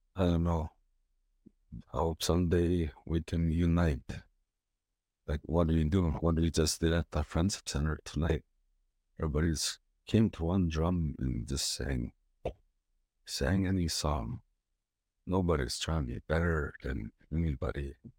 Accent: Onion Lake, Saskatchewan, Canada; I'm from Onion Lake, Saskatchewan, Alberta.

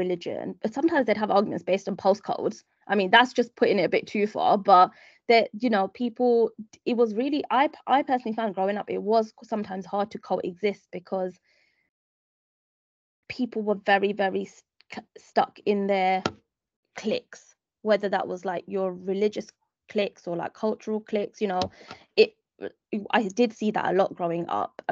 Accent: London, United Kingdom; moved away as an adult; now in Dubai, United Arab Emirates; growing up in East London

